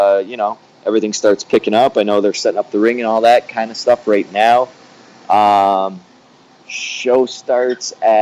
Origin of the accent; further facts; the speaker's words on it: Canada; I grew up in Canada with, like, no television